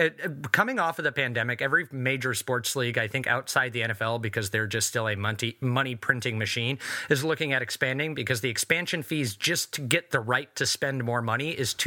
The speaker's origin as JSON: {"language": "English", "town": "Portland", "region": "Oregon", "country": "United States", "tie": "born or raised there"}